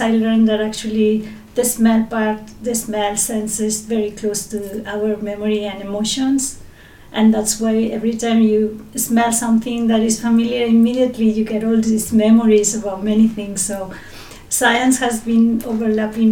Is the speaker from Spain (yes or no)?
yes; Madrid, Community of Madrid, Spain; English is a second language; moved away as an adult; also born or lived in Reus, Spain / Barcelona, Spain; now in Japan; I was born in Reus, in Tarragona, in Spain, but I grew up in Madrid